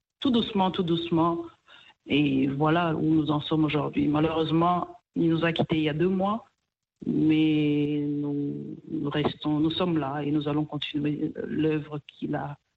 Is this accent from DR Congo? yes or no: yes; Kivu, DR Congo; also born or lived in Rwanda; now in Portland, United States; je suis originaire du Rwanda, mais je suis née et j'ai grandi en RDC, plus précisément dans le Kivu.